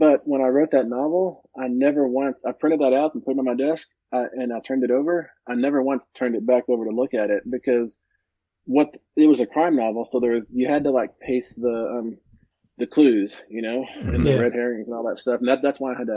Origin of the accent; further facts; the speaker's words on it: Midland, Texas, United States; moved away; Midland, Texas, my hometown